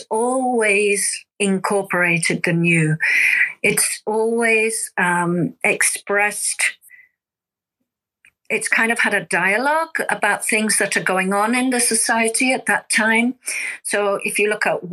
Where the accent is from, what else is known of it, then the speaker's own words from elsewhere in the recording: United Kingdom; now in Japan; I'm originally from the UK